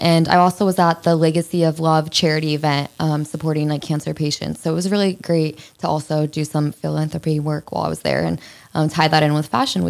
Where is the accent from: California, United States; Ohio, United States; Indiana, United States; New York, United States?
Ohio, United States; I'm from Ohio